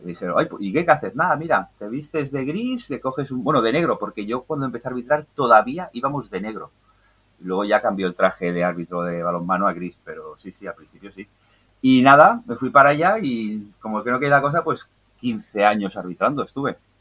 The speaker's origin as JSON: {"language": "Spanish", "town": "L'Hospitalet de Llobregat", "region": "Catalonia", "country": "Spain", "said": "yo soy de, Hospitalet de Belviche, Belviche República Independiente"}